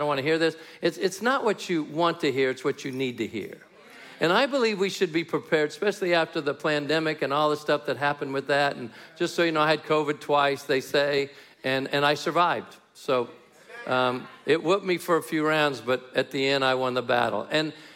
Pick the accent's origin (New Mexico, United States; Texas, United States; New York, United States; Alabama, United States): New Mexico, United States; I hail from the People's Republic of New Mexico, and it's a communist state in America